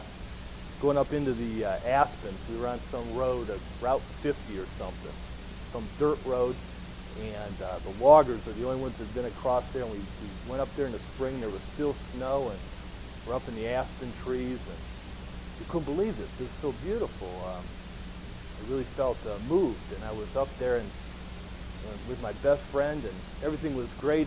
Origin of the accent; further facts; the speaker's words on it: Oberlin, Ohio, United States; I grew up in Cleveland, Ohio. I actually grew up in a little town called Oberlin, which is just west of Cleveland